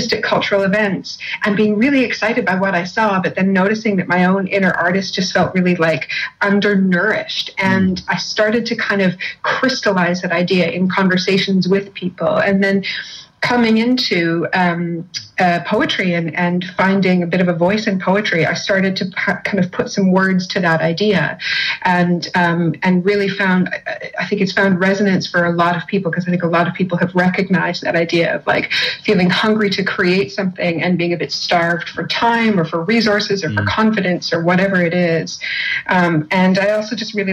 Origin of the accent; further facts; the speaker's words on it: Winnipeg, Manitoba, Canada; accent: broad Canadian; moved away as an adult; also born or lived in United Kingdom; now in North of England, United Kingdom; I was born in the Canadian prairies. I grew up in a city called Winnipeg, which is in the center of Canada.